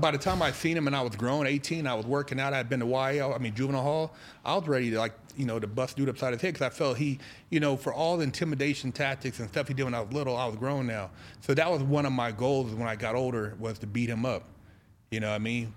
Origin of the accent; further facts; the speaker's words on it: Sacramento, California, United States; moved away as an adult; also born or lived in Los Angeles / San Francisco Bay Area; now in Arizona, United States; I'm born and raised, you know, born and raised in Cal, Sacramento, lived all over to L A, the Bay